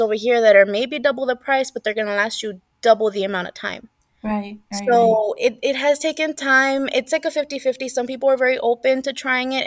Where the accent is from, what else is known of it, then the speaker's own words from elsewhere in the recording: the Rio Grande Valley, Texas, United States; now in San Antonio, United States; I'm originally from the Valley. So the Valley is literally an hour away from the border.